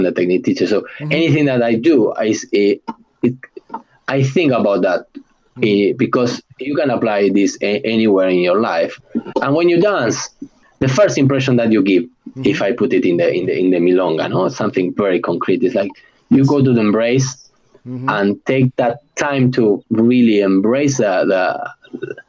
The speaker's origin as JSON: {"language": "English", "country": "Argentina", "accent": "Argentinian", "second_language": "English", "moved": "yes", "said": "anybody who knows an Argentinian will say, yeah, he is Argentinian. Not because I can, because of my accent"}